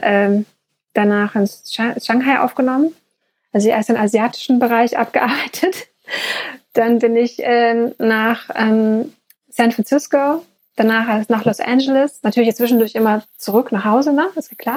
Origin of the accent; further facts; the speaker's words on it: East Germany, Germany; ich bin ehemaliges DDR-Kind